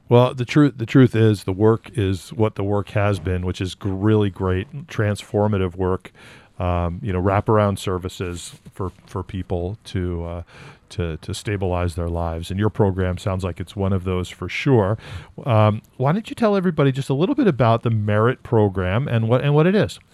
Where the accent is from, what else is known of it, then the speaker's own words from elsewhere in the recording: West Coast, United States; moved away; I grew up on the West Coast